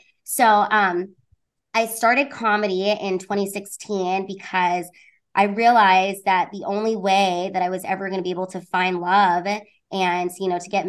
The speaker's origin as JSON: {"language": "English", "town": "Honolulu", "region": "Hawaii", "country": "United States", "tie": "born there", "said": "And I was born in Honolulu, Hawaii at a military base up there, which thank God that I was born on that base"}